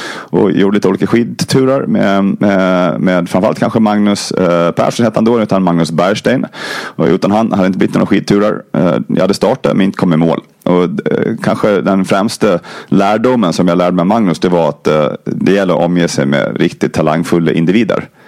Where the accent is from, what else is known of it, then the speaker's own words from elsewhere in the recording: Gotland, Sweden; Jag kommer från Gotland som ni kanske hör